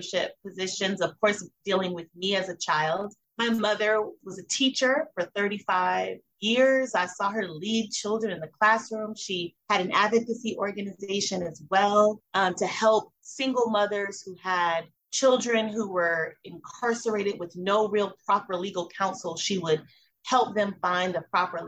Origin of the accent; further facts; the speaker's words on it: Miami, Florida, United States; I was born in Miami, Florida